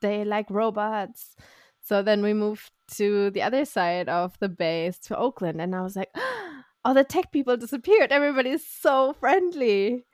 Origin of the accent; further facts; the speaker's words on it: Germany; now in Austin, United States; this is where I grew up, this is where my family is